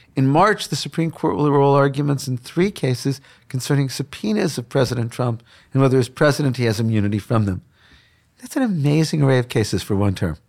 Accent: Chicago, Illinois, United States; I grew up in Chicago on the South Side

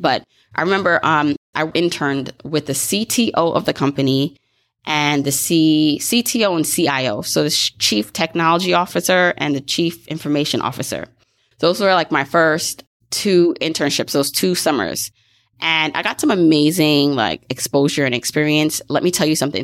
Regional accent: Brooklyn, New York, United States; I grew up in Brooklyn

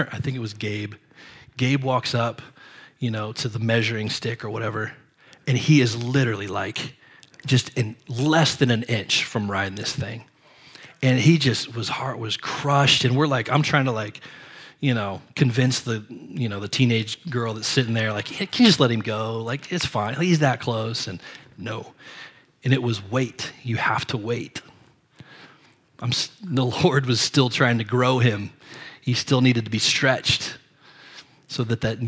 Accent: Ohio, United States; We're from Ohio

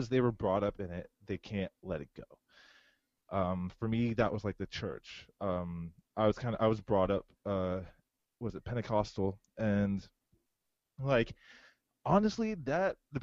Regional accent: Howard County, Maryland, United States; also born or lived in Pennsylvania / Florida; I was born in Howard County. I grew up partially in Howard County until about like my last year in middle school.

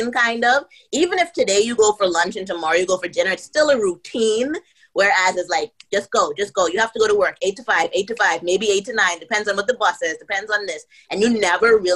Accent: Bahamas; moved away as an adult; also born or lived in United States; I'm from the Bahamas

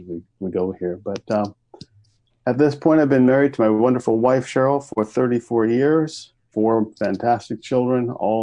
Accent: Kansas, United States; moved away as an adult; also born or lived in Texas; now in Winnipeg, Canada; I was born in Texas, raised in Kansas, but I grew up in Winnipeg.

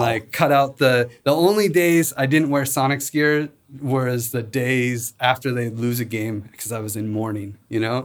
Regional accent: Spokane, Washington, United States; also born or lived in Seattle; I grew up in Spokane

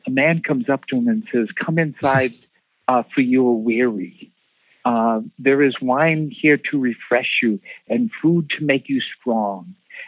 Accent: Quincy, Massachusetts, United States; I grew up in Quincy. My family was from South Boston

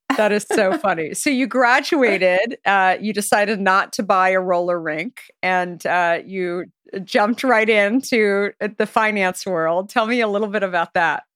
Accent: Arizona, United States; I grew up in Arizona

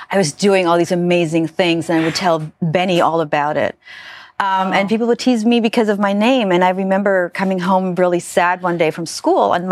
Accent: Germany; Well, so I grew up in Germany, right, in a very very very small village

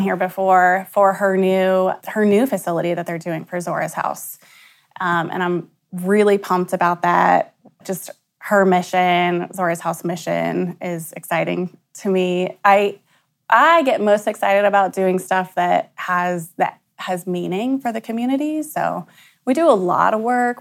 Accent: Bellefontaine, Ohio, United States; also born or lived in Columbus, Ohio; We're from Belle Fountain, which is about an hour northwest of here

